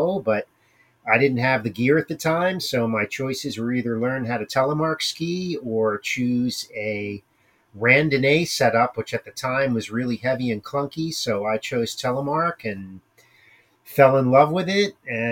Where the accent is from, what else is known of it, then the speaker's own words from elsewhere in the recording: Pennsylvania, United States; moved away as an adult; also born or lived in Connecticut; now in Vermont, United States; Originally, I'm from Pennsylvania, and I grew up skiing